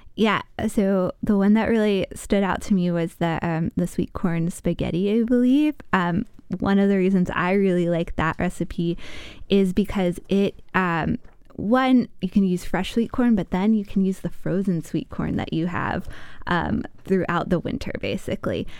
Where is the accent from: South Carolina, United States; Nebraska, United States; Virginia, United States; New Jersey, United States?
Virginia, United States; now in Wisconsin, United States; I spent time growing up in Virginia